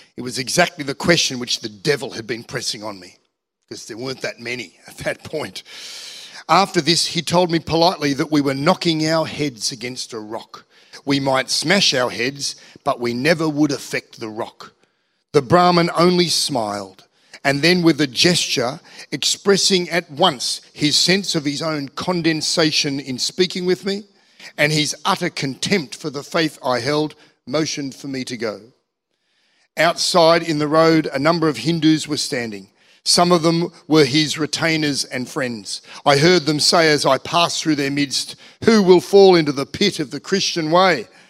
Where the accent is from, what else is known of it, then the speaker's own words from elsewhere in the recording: Manly, New South Wales, Australia; moved away as an adult; now in Central Coast, Australia; I grew up in Manly. I grew up in Manly Warringah